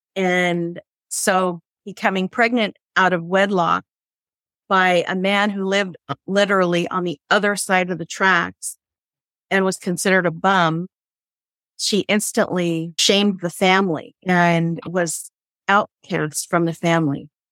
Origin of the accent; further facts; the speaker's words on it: San Francisco Bay Area, California, United States; when I was a little girl, we had all these bikers in the house. This was in the 60s and the San Francisco Bay Area here in California